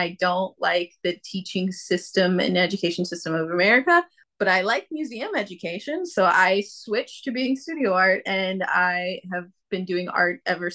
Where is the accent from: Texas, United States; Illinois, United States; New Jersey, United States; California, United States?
Texas, United States; Fort Worth; moved away as an adult; also born or lived in Charlotte, North Carolina; now in Brooklyn, New York, United States; my birth certificate is from Charlotte, North Carolina. But when I was about 5, 4 years old, my mom got a promotion from being just like a head reporter to an editor of the newspaper. So we moved where the job was. We moved to Fort Worth.